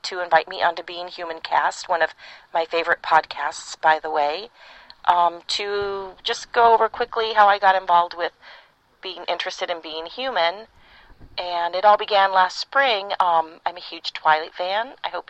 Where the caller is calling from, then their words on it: California, United States; I'm recording this from Northern California, where I live.